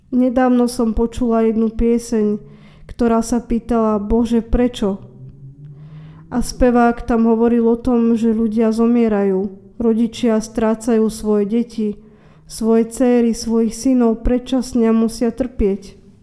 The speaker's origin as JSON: {"language": "Slovak", "town": "Trnava", "region": "Trnava Region", "country": "Slovakia", "said": "som obyčajná žena z Trnavy"}